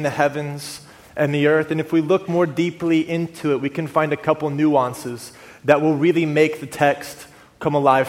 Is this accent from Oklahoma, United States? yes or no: yes; Oklahoma, United States; moved away as an adult; also born or lived in North Orange County, California / Austin, Texas; now in Orange County, United States; I moved out here after being born and raised in Oklahoma